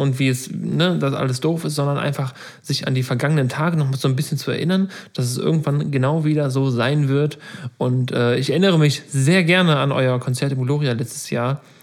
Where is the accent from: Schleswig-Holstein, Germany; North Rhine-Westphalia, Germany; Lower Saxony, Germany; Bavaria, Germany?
North Rhine-Westphalia, Germany; Meckenheim; Ich komme ja bekanntermaßen aus Meckenheim